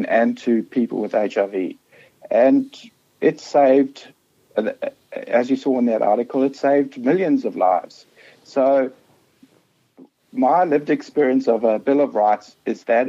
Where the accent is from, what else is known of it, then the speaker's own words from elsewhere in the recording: South Africa; accent: South African; moved away as an adult; now in Australia; I'm from South Africa. I grew up under apartheid